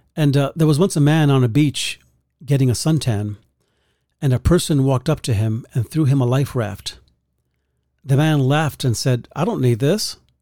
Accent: New York City, New York, United States; growing up in the Bronx

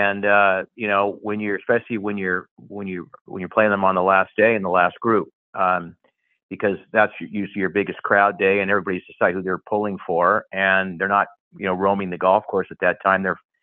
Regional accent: Portland, Oregon, United States; I'm from Portland, Oregon, is where I grew up, and went to school at the University of Oregon.

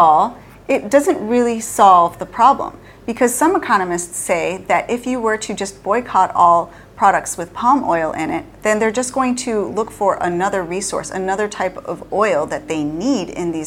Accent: Chicago, Illinois, United States; We're from Chicago, the Midwest

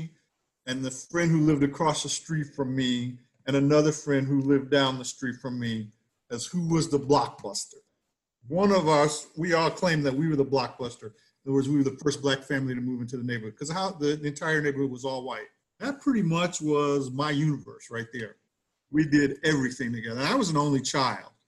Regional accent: Evanston, Illinois, United States; born or raised there

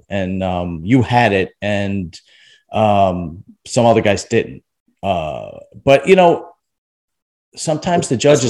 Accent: New York City, New York, United States; moved away as an adult; now in New Jersey, United States; Me and Akeem, we're both from Brooklyn originally.

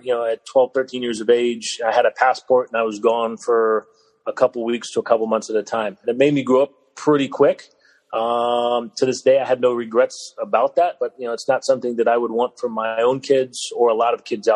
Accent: Dallas, Texas, United States; growing up in Dallas, you can play year-round

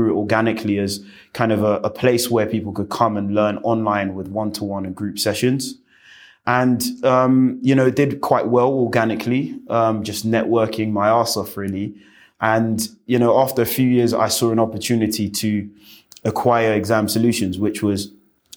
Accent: London, United Kingdom; I was born and bred in West London

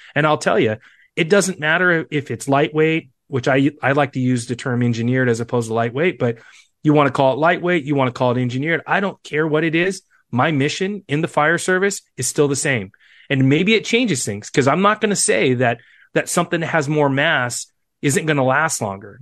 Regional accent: Seattle, Washington, United States; I'm from Seattle

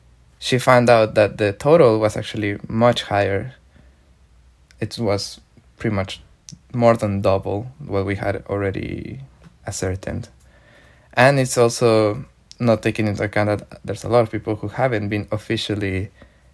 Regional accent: Mexico; I am from Mexico and my research is around Mexico

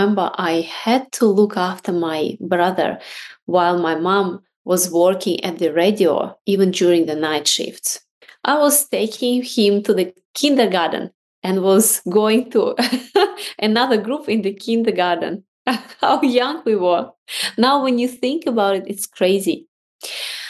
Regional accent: Russia; now in Australia; I was born in Russia

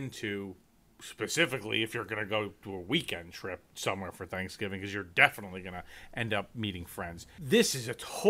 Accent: New York, United States; And I'm obviously New York.

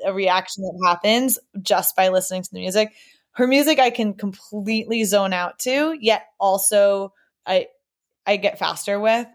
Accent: New York, United States; moved away as an adult; also born or lived in Boston area; now in Boston, United States; we grew up in New York, but we all went to Boston colleges

